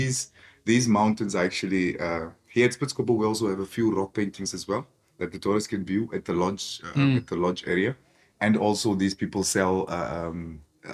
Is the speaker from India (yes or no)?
no; Khorixas area / Kunene region, Namibia; also born or lived in Swakopmund, Namibia; I was actually born there, but I kind of grew up in this area as well